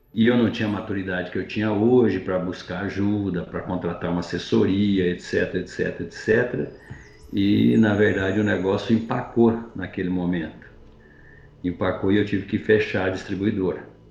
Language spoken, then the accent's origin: Portuguese; Ivaiporã, Paraná, Brazil; moved away as an adult; also born or lived in Mato Grosso / Salvador, Bahia; eu sou de origem humilde no interior do Paraná, eu sou paranaense, uma cidade chamada de Ivaiporã. E como todo menino do, do interior, a gente vivia lá